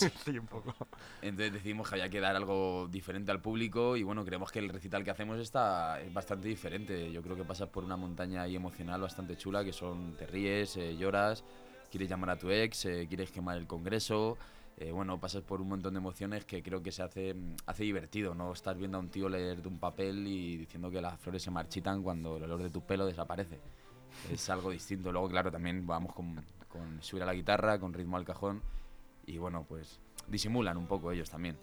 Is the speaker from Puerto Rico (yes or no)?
no; Leganés, Community of Madrid, Spain; sentimos Leganés de una manera diferente a lo mejor a gente de otras ciudades